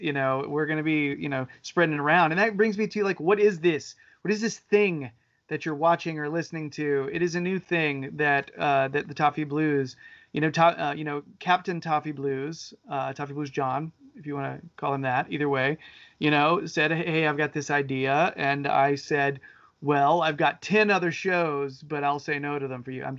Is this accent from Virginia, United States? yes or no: no; Winston-Salem, North Carolina, United States; So I am from Winston-Salem, North Carolina.